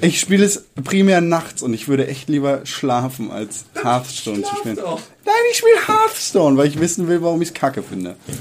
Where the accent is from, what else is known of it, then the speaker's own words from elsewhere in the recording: Northern Germany, Germany; ich komme aus Norddeutschland und mein Leben lang in meiner Kindheit gab es in Norddeutschland jeden Sommer Regen.